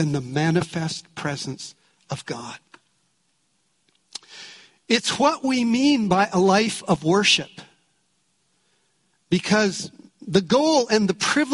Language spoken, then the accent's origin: English; Canada; We're from Canada